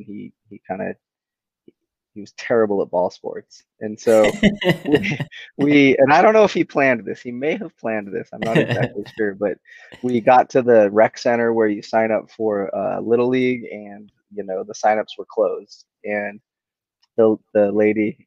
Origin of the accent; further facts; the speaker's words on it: Salt Lake City, Utah, United States; growing up in Salt Lake City, there was a lot of local pros